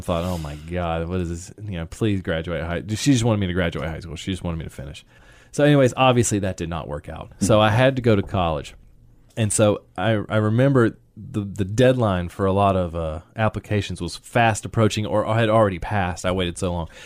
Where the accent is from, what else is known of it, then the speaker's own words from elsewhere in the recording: Sanford, North Carolina, United States; moved away as an adult; now in Raleigh, United States; I grew up in Sanford basically my entire life. I think we moved here when I was probably six, something like that, six, seven.